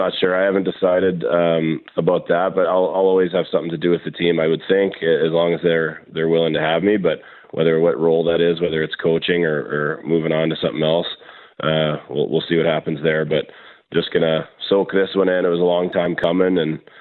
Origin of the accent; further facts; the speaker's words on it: Winnipeg, Manitoba, Canada; growing up in St. James